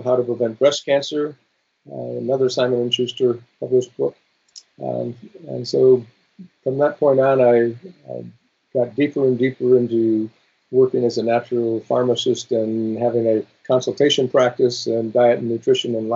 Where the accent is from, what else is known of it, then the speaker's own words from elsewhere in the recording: Wisconsin, United States; moved away as an adult; also born or lived in Chicago / Malaysia; I grew up in Wisconsin